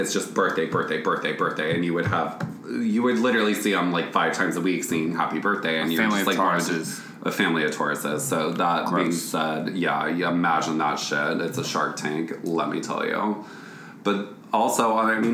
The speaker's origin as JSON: {"language": "English", "town": "Grand Island", "region": "Nebraska", "country": "United States", "tie": "born or raised there", "moved": "yes", "said": "Growing up in Grand Island, Nebraska"}